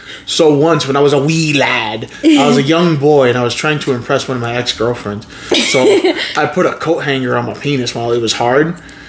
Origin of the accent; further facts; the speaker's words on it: New York City, New York, United States; also born or lived in Dominican Republic; I was born in Brooklyn.